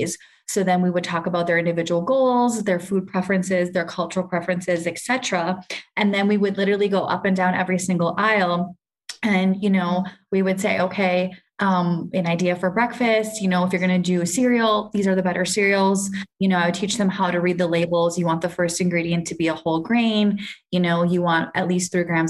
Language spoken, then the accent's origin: English; Minnesota, United States; moved away as an adult; now in Kenya; So I grew up in the US. I'm actually from Minnesota, did all my education there.